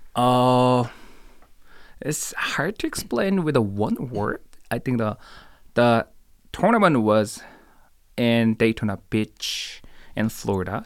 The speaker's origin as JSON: {"language": "English", "region": "Seoul", "country": "South Korea", "tie": "born or raised there", "also_born_or_lived": "Tallahassee", "moved": "as an adult", "said": "I was born and raised in Seoul, Korea."}